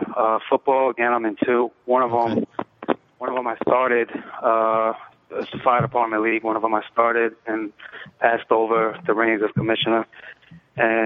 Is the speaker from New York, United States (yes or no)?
yes; New York City, New York, United States; also born or lived in Bronx / Brooklyn; I was born in the Bronx. Grew up in the Lower East Side, and I've been in Brooklyn